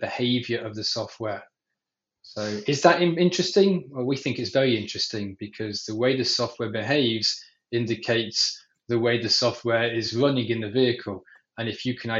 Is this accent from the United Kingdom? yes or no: yes; England, United Kingdom; now in Israel; I'm actually based out of Israel, even though the accent might be deceiving. I was born in England